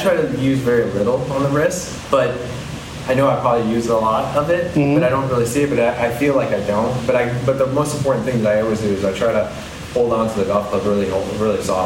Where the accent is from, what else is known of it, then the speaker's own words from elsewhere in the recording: McLean, Virginia, United States; I grew up in McLean.